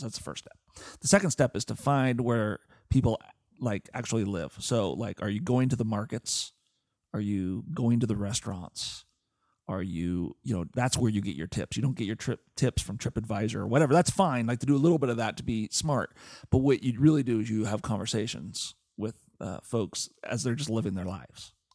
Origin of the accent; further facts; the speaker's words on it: Portland, Oregon, United States; I grew up in Portland, Oregon